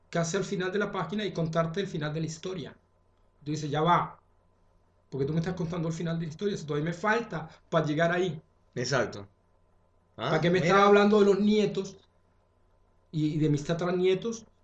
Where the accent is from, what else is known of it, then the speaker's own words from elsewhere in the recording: Chile; me honran como chileno